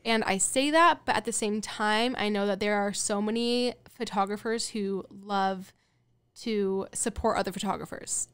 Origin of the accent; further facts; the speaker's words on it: Colorado, United States; moved away as an adult; also born or lived in California / Seattle; now in Nashville, United States; I'm from Colorado, but I did not want to live in my hometown